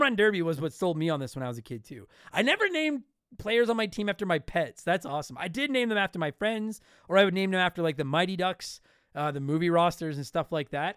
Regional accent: Canada; I'm Canadian

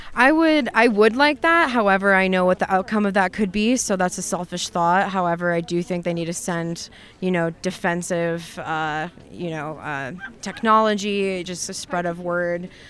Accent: Chicago, Illinois, United States; now in Denver, United States; I'm originally from Chicago, where there is a huge Ukrainian community

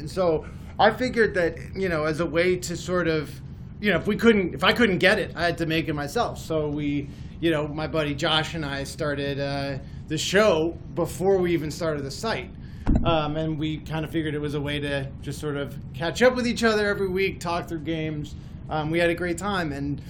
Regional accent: Madrid, Community of Madrid, Spain; also born or lived in United States; Well, look, I grew up in Madrid and in the States.

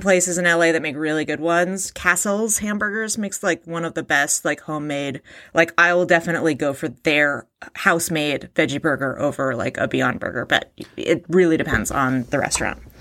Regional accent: Alameda, California, United States; I grew up in Alameda, California, home of the original Chevy's Tex-Mex

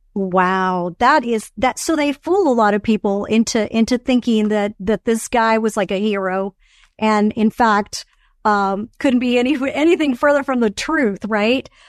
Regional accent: Venezuela; moved away; I am Venezuelan. I was born in Venezuela. I still have family in Venezuela.

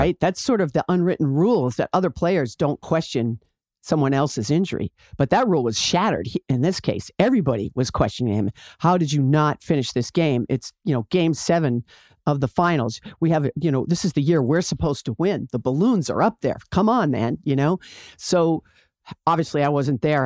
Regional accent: Boston, Massachusetts, United States; I grew up in Boston. I wasn't born there, but I grew up there

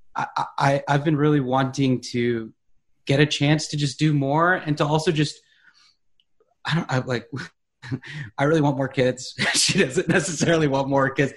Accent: Charlotte, North Carolina, United States; moved away; I'm from Charlotte

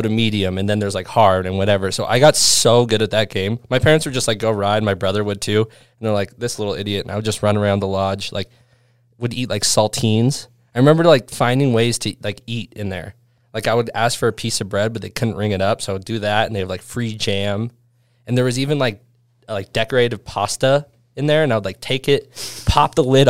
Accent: Bend, Oregon, United States; also born or lived in Mammoth Mountain, California; I grew up in Bend

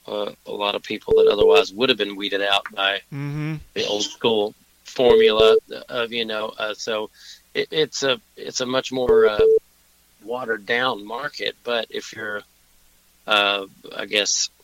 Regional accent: Bowling Green, Kentucky, United States; moved away as an adult; also born or lived in Nashville, Tennessee / Louisville, Kentucky / Chicago, Illinois; now in Los Angeles, United States; I grew up in Southern Kentucky in Bowling Green, Kentucky

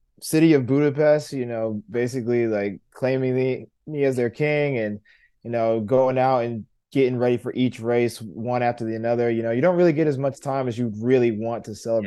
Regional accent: United States; I'm an American

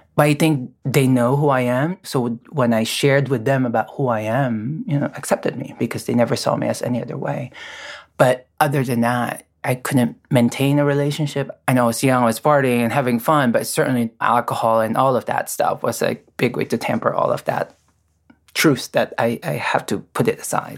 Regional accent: Philippines; moved away as an adult; now in United States; I'm born and raised in the Philippines

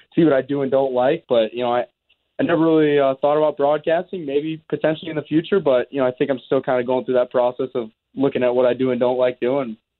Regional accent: Chicago, Illinois, United States; moved away as an adult; also born or lived in Minneapolis / South Dakota; now in Winnipeg, Canada; I grew up in Chicago, spent time in Minneapolis, South Dakota

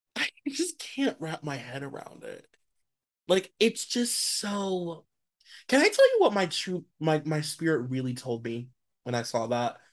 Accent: United States; as an American

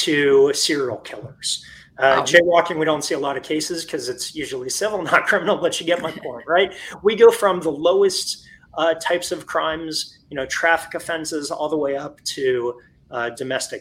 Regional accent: Florida, United States; moved away as an adult; I was born and raised in Florida, and I ended up coming home to Florida about 10 years ago

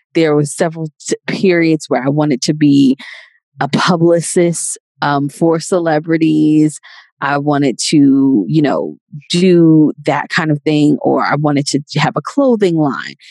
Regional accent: New York City, New York, United States; I'm originally from Queens, New York and I was born and raised there

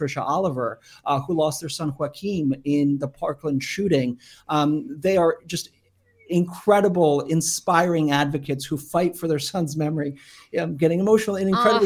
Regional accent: Kyiv, Ukraine; now in United States; was born in Kyiv, and so I'm Ukrainian. And we, you know, came to America almost 30 years ago now

